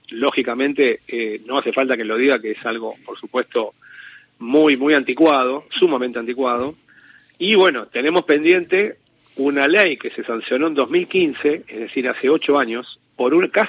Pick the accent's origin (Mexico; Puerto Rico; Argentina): Argentina; El único país que a nivel federal sigue teniendo el modelo de hace 200 años, un modelo inquisitivo, somos la Argentina. Pese a que nosotros tenemos, la, eh, Argentina es la cuna de los grandes juristas procesal, procesalistas, ¿no?